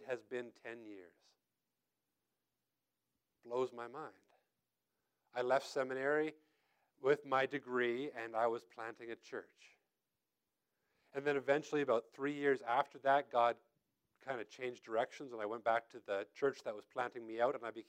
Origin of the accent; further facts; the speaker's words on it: United States; also born or lived in Tennessee; I came up from Tennessee, and I'm originally born and raised here, but I went to school down there. I came back home